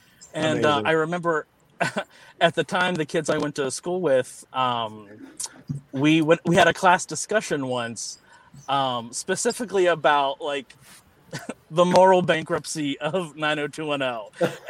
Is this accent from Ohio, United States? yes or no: yes; Cincinnati, Ohio, United States; So I grew up in Cincinnati, which is a. And still is to this day fairly conservative place.